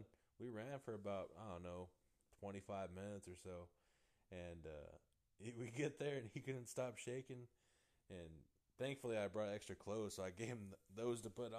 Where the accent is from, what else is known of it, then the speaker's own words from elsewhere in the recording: Modesto, California, United States; moved away as an adult; also born or lived in just above Los Angeles, California; now in Texas, United States; I grew up in Central California, like, Modesto area out there